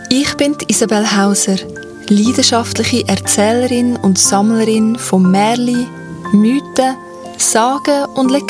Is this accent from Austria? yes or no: no; Central Switzerland, Switzerland; In meiner Heimatstadt im Herz der Schweiz lebt ein Schokolatier.